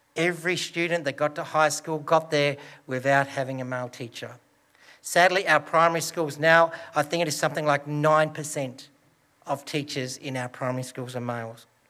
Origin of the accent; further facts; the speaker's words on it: Broken Hill, New South Wales, Australia; born or raised there